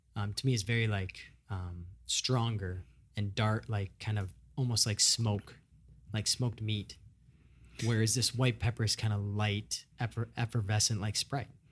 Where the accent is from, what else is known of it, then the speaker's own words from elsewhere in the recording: Midwest, United States; moved away; I'm from the Midwest